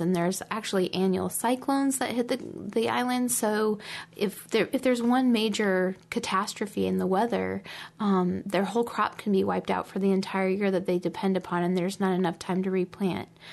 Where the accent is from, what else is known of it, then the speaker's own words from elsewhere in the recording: Omaha, Nebraska, United States; growing up in Omaha